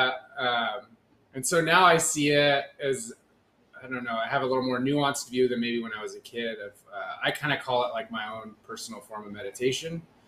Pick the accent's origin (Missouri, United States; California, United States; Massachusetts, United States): California, United States; Moorpark; moved away as an adult; I grew up in Ventura